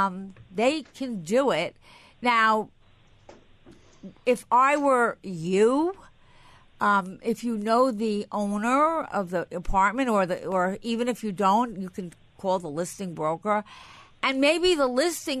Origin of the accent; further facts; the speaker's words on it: Long Island, New York, United States; I was from Long Island